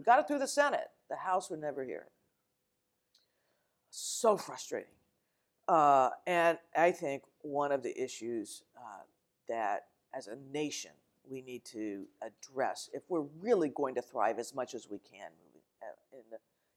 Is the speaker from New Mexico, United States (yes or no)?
yes; New Mexico, United States; moved away as an adult; also born or lived in Arizona; I grew up in New Mexico